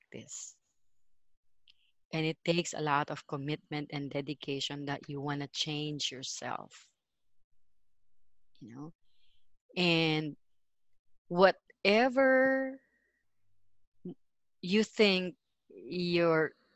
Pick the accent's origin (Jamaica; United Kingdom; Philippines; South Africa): Philippines; first language Filipino; English is a second language